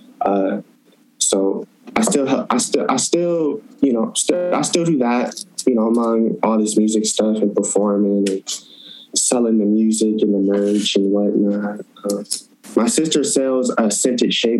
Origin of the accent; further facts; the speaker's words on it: Toledo, Ohio, United States; moved away as an adult; now in Portland, United States; I'm from Toledo